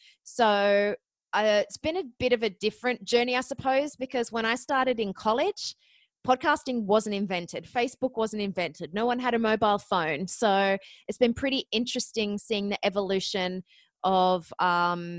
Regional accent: Australia; accent: Australian; moved away as an adult; also born or lived in Ohio, United States; you might notice from my accent, I am actually Australian, but I went to college in Ohio

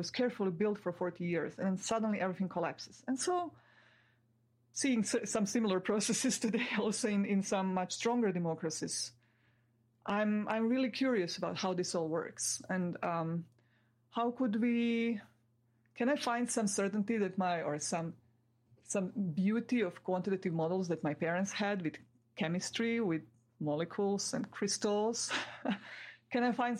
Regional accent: Croatia; where I'm from Croatia. This is one of the six republics of Yugoslavia, where we lived all happily together for my first 16 years

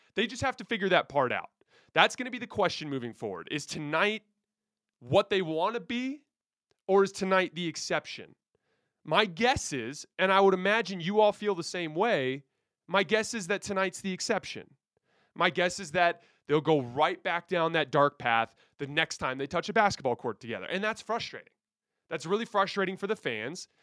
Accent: Tucson, Arizona, United States; I grew up in Tucson, Arizona

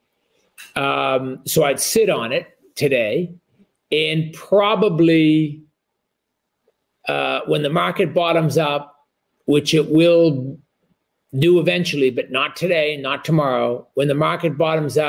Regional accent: New England, United States; I grew up in New England

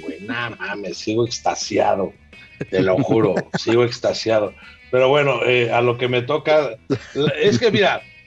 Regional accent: Mexico

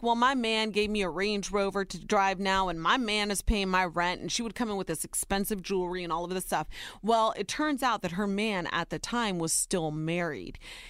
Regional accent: Ohio, United States; Soy Nicaragüense, but I was born and raised in Ohio. I'm a wife, a mama, and a worker bee.

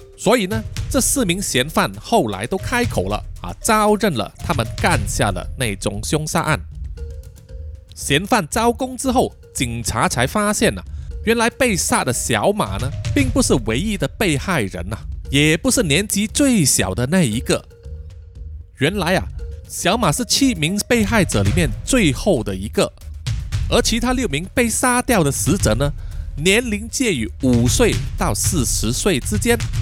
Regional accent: Malaysia; 我们马来西亚人呢，抽了大半年的二手烟

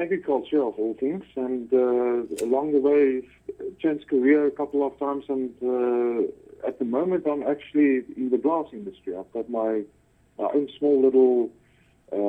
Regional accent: South Africa; also born or lived in Cape Town; born and bred in South Africa, all the way.

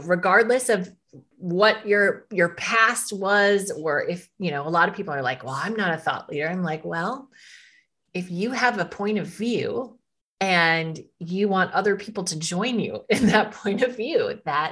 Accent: Midwest, United States; as a woman growing up in the Midwest, I live in Minnesota

